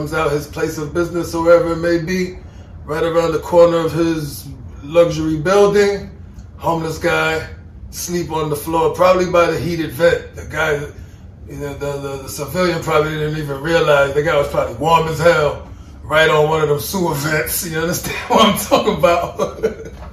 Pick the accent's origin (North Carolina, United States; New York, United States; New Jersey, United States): New York, United States; New York City; But we're from New York City